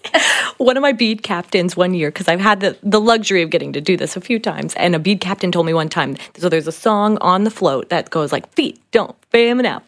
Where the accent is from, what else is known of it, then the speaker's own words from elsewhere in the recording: Slidell, Louisiana, United States; moved away; I'm from the New Orleans area, specifically Slidell, Louisiana